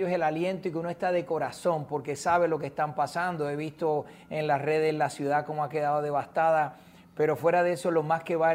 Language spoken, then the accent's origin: Spanish; Puerto Rico; Sabes que soy de Puerto Rico, los huracanes son un fenómeno